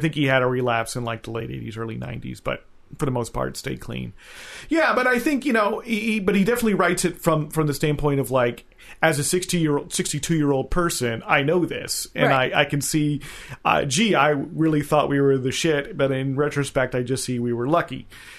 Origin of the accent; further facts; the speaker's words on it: central New Jersey, United States; moved away; I grew up in New Jersey, you know, as a child in the 70s. But to me, New York was a far-off, dangerous, dirty place because I lived in central New Jersey, so we never went there.